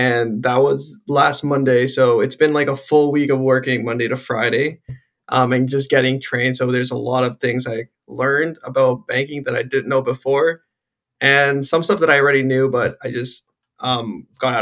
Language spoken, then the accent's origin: English; Guelph, Ontario, Canada; I'm born and raised in Guelph.